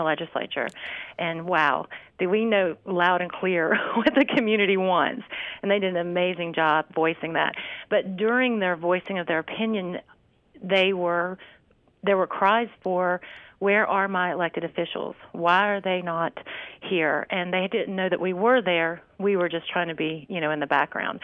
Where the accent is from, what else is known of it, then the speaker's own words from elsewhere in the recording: Mooresville, North Carolina, United States; one of my favorite restaurants in my hometown, Epic Chop House.